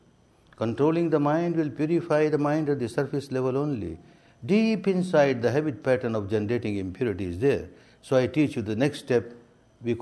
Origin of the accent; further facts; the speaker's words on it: Myanmar; moved away as an adult; also born or lived in India; I was born and brought up in Myanmar